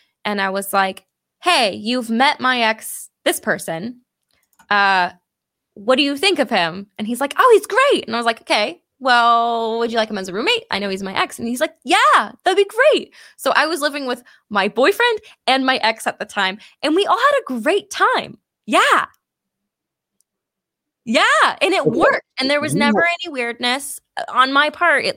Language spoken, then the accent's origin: English; California, United States; accent: Valley Girl; I'm from California